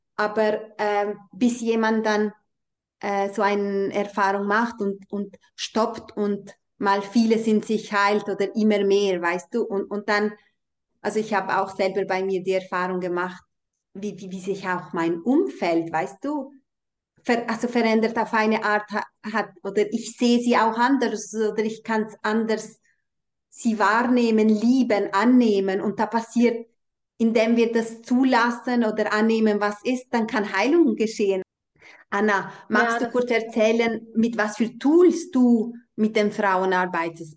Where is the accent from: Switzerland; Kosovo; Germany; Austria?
Kosovo; moved away; ich bin ja in Kosovo aufgewachsen oder in dieser albanischen Kultur